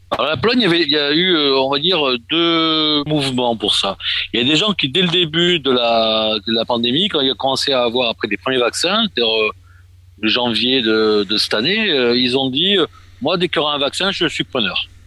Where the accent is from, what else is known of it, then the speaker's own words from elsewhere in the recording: Marseille, Provence-Alpes-Côte d'Azur, France; moved away as an adult; now in Poland; je suis né à Marseille il y a quelques années